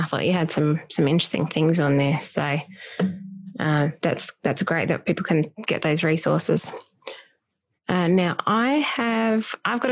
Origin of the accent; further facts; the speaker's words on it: Australia; I'm from Australia. Yep. We speak British English over here.